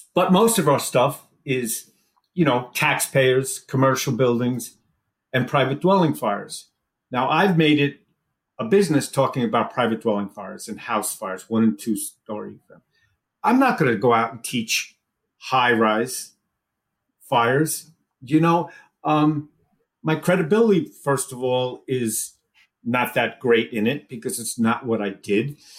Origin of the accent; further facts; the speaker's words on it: New York, United States; moved away as an adult; also born or lived in Wallingford, Connecticut; I came from New York originally